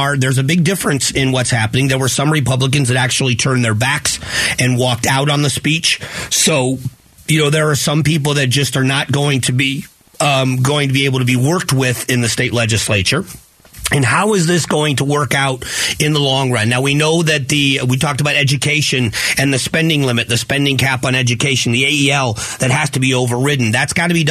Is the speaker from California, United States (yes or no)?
no; South Florida, United States; growing up in South Florida